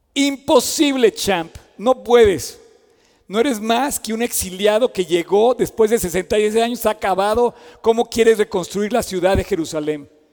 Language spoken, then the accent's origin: Spanish; Mexico